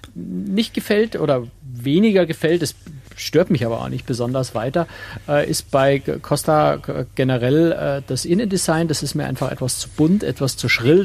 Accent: Bavaria, Germany; als Bayer

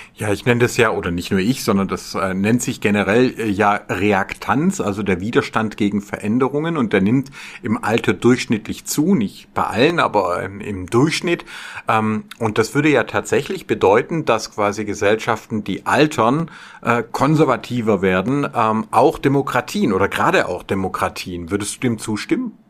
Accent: Filderstadt, Baden-Württemberg, Germany; in dem äh, Filderstadt Silmingen, wo ich aufgewachsen bin

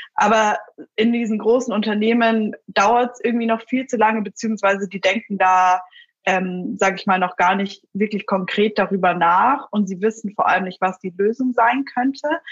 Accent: Munich, Bavaria, Germany; Ich bin selbst aus München

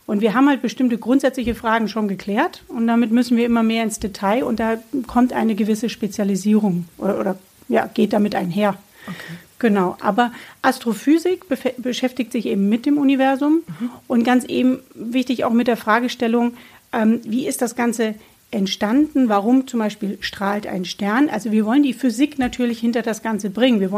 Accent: Bamberg, Bavaria, Germany; also born or lived in Würzburg / Nuremberg; ich bin geboren in Bamberg

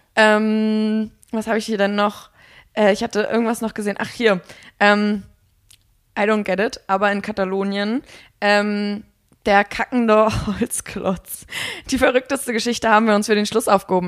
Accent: Mecklenburg-Vorpommern, Germany; ich komme aus Mecklenburg

